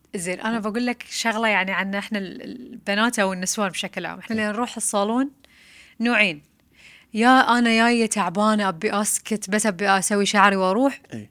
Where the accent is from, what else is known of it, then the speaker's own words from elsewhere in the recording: Bahrain; احنا كبحرينيين